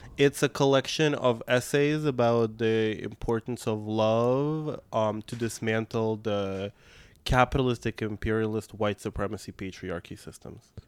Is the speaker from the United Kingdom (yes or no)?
no; Moscow, Russia; first language Russian; English is a second language; moved away as an adult; also born or lived in Brooklyn, New York; now in New York, United States; I grew up in Moscow. That's, um, Russian is my first language